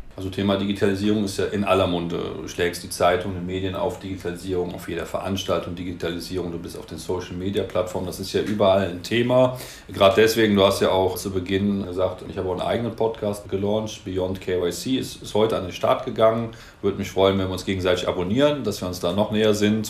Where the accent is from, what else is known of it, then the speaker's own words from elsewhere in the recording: Cologne, North Rhine-Westphalia, Germany; Ich komme aus dem Rheinland, aus Köln.